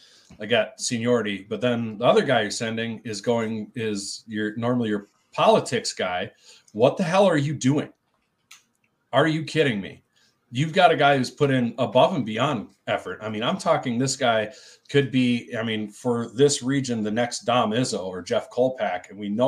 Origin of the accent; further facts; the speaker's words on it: United Kingdom; Obviously we're British.